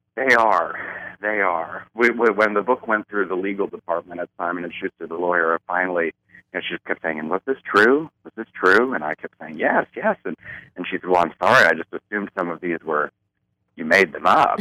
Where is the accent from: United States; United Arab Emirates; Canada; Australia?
United States; Baltimore, Maryland; I grew up in Baltimore, Maryland